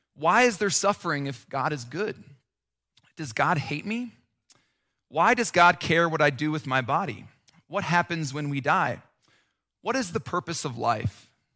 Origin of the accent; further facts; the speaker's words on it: Nebraska, United States; also born or lived in Chicago / Minnesota; now in Colorado, United States; I grew up in Nebraska